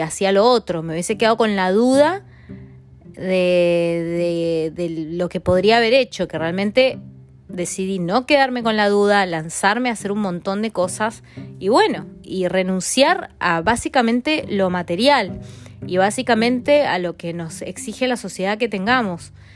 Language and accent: Spanish; Mendoza, Argentina; moved away as an adult; en Mendoza, en mi ciudad natal